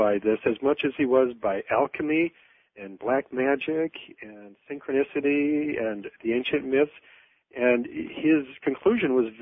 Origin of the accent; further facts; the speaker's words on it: Michigan, United States; I was at the drive-in in my hometown